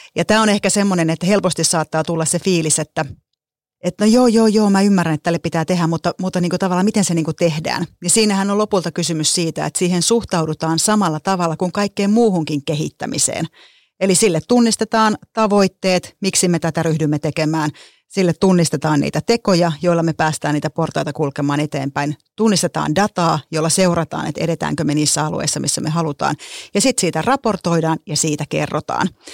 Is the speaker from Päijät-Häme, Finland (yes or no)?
yes; Lahti, Päijät-Häme, Finland; Mä oon kotoisin Lahesta huomatkaa ilman d niin kuin lahtelaiset ei osaa d käyttää